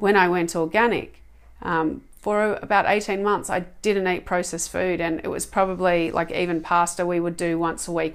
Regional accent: Australia; Australia, my um, where I was born, my home country

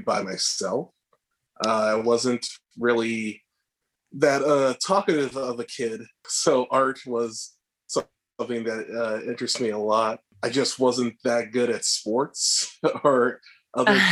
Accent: Massachusetts, United States; moved away as an adult; also born or lived in Savannah, Georgia / Chicago; now in Los Angeles, United States; So I'm originally from Massachusetts and I went to undergrad in Savannah, Georgia

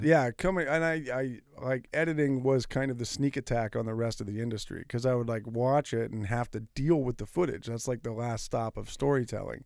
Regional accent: Martinez, California, United States; my hometown, up in Martinez

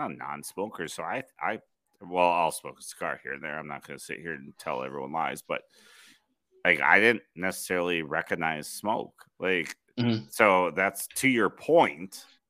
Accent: Minnesota, United States

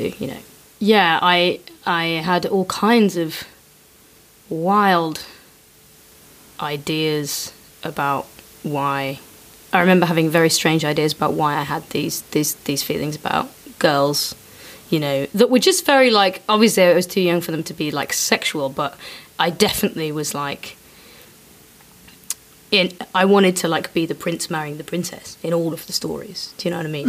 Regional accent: Leicester, East Midlands, United Kingdom; I grew up in Leicester

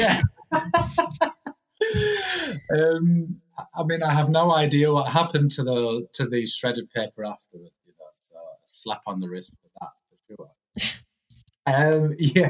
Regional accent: Malta; moved away as an adult; also born or lived in England; now in Huddersfield, United Kingdom; I was born in England. And then at the age of eight, my parents moved to a little island in the Mediterranean, which you might have heard of, called Malta. So then I spent from the age of eight to 23 living over there

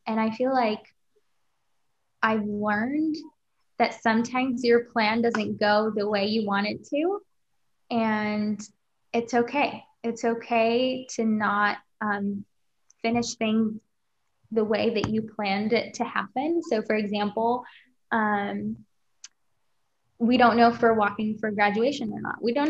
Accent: Kuwait; moved away as an adult; now in United States; back home, my home country, Kuwait

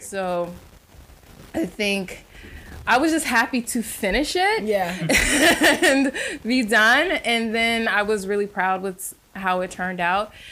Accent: San Francisco, California, United States; moved away as an adult; now in Atlanta, United States; I grew up in San Francisco

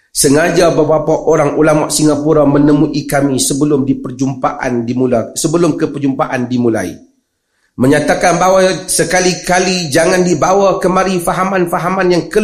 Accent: Malaysia; Ini tak apa, saya orang Malaysia yang cerita.

